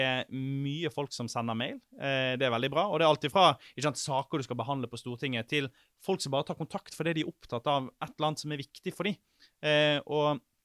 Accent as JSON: {"language": "Norwegian", "area": "Sotra", "region": "Vestland", "country": "Norway", "moved": "yes", "said": "Sotra, der jeg er fra"}